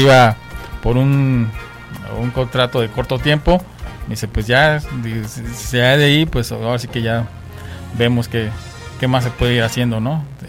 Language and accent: Spanish; Mexico; moved away; also born or lived in Vancouver; nosotros como latinos digo y como mexicanos